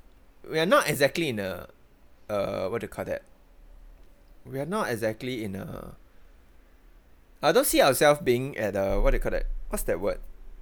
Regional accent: Singapore; a lot of us YouTubers in Singapore

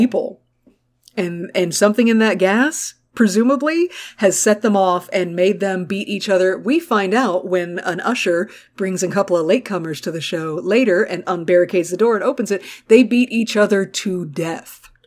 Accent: United States

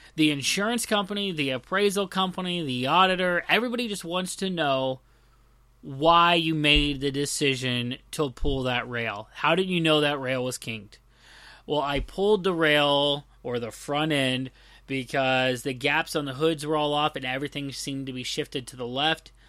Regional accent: the South, United States; I'm from the South

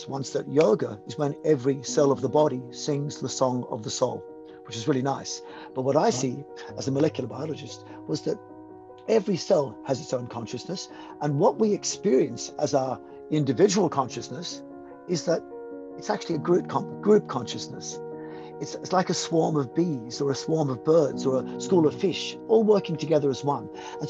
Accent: Malta; born there; Look, I was born in Malta, the Mediterranean Sea, and my father was in the British Army, and he was a free diver.

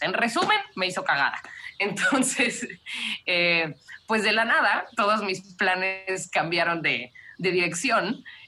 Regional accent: Cancún, Quintana Roo, Mexico; moved away as an adult; also born or lived in Mexico City; now in South Africa; yo nací en la Ciudad de México y nos fuimos a vivir a Cancún cuando yo tenía seis años

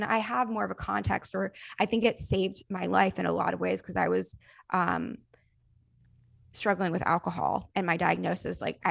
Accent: the South, United States; I grew up in the South

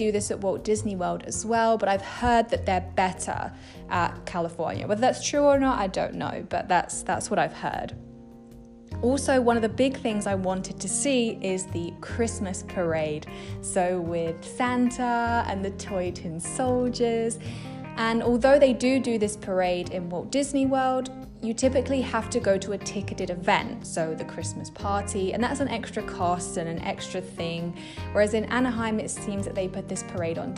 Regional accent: England, United Kingdom; I'm from England

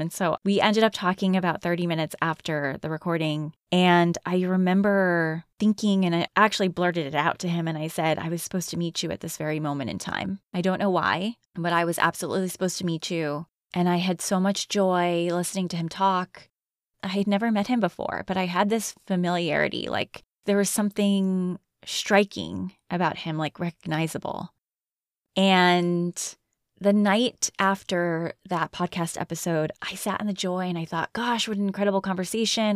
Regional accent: Connecticut, United States; moved away; I'm from Connecticut

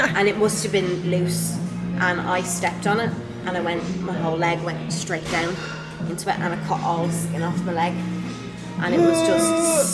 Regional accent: Ireland; born or raised there; accent: Irish

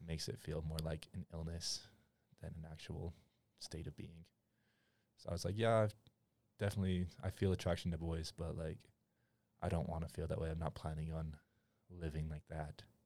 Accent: Utah, United States; also born or lived in Madagascar; I was born in Utah County, raised there my entire life.

